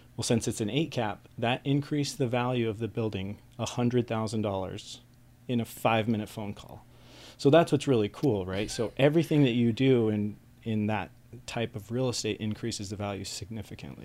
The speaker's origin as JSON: {"language": "English", "town": "West Valley City", "region": "Utah", "country": "United States", "tie": "born or raised there", "also_born_or_lived": "Salt Lake City", "said": "I was born in Salt Lake City, uh, grew up in West Valley City, which is kind of like the armpit southwest of Salt Lake City"}